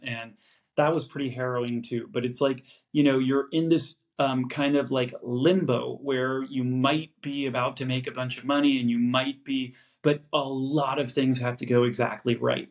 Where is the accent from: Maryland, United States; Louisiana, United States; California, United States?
California, United States; San Francisco; I'm born and raised in San Francisco